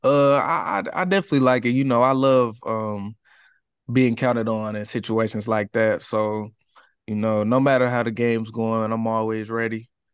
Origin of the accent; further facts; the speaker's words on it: Katy, Texas, United States; I grew up in the Katy area